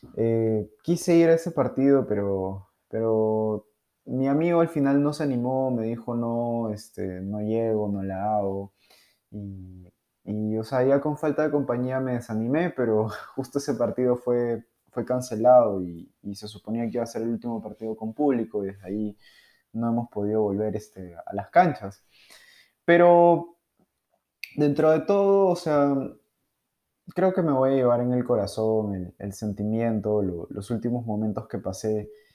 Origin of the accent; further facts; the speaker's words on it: Peru; soy de Perú